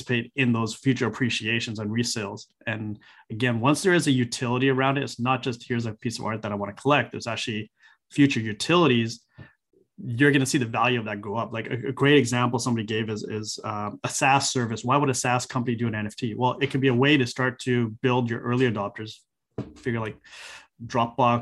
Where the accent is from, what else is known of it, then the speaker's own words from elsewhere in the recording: Vancouver, British Columbia, Canada; Vancouver because that's my hometown